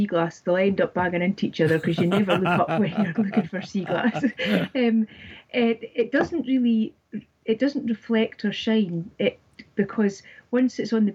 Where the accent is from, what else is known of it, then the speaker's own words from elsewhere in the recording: Dundee, Scotland, United Kingdom; I grew up in Dundee, which is a little bit north from where I'm staying.